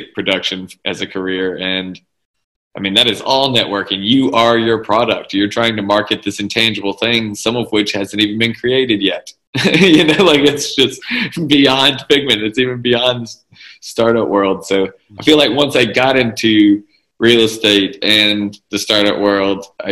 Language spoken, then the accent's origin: English; Jackson, Mississippi, United States; I grew up in Mississippi. And it's very small town mentality. Even though I was from Jackson